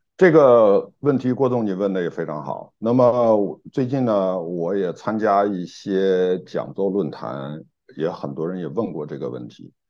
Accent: China; moved away as an adult; also born or lived in United Kingdom; now in Hong Kong; 在中国大陆出生长大嗯，嗯。然后呢，这个九一年去英国，九三年来香港

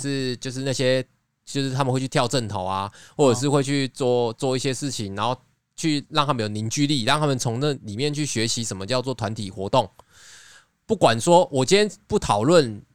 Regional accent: Nantou County, Taiwan; 因为我在南投长大

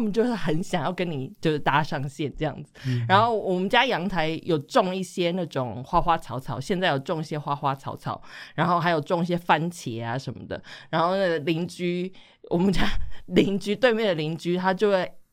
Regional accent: Taiwan; 我们台湾人

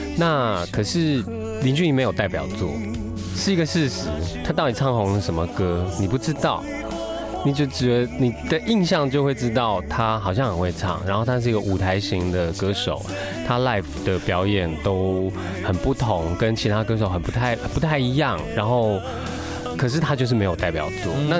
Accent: Taiwan; first language Taiwanese Hokkien; Chinese is a second language; 台语它是我的母语。

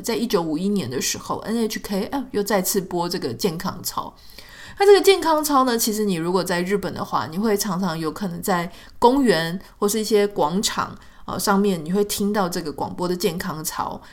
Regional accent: Pingtung County, Taiwan; 我们国小的时候在屏东

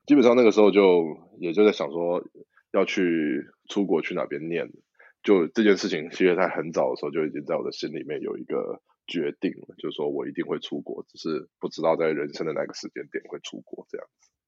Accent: Taiwan; moved away as an adult; now in United Kingdom; 我们台湾人

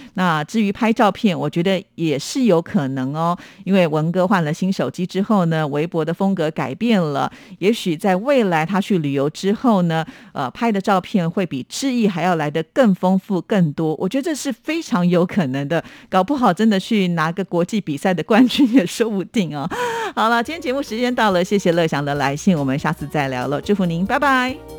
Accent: Taiwan; 虽然我们身为台湾人

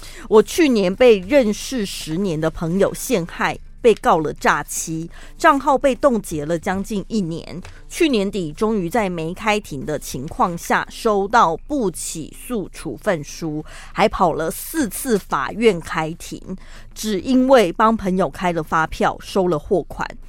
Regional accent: United States; Chinese is a second language; 他他也有听出我是个老美

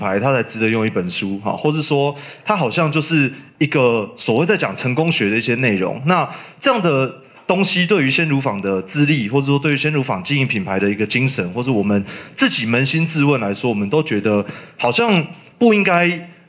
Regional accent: Taipei, Taiwan; now in Yunlin, Taiwan; 第一个是我是台北人，但是我。不住台北啊，然后我也没有非常喜欢在台北生活啊。那我现在，所以我现在平常住在云林嘛

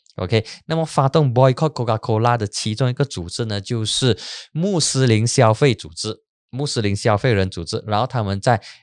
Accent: Penang, Malaysia; 我的老家槟城

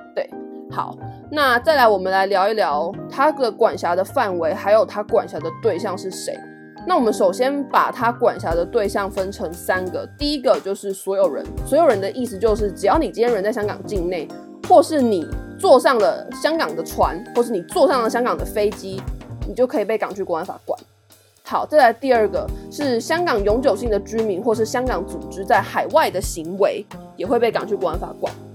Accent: Taiwan; 我是台湾人

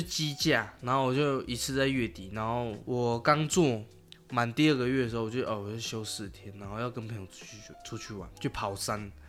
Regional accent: Taichung, Taiwan; moved away as an adult; also born or lived in Taipei; 我是台中人嘛

